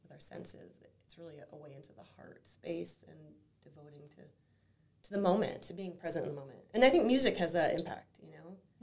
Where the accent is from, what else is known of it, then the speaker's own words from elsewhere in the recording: Flint, Michigan, United States; moved away as an adult; now in Whitefish, United States; growing up in Michigan, in Flint, Michigan specifically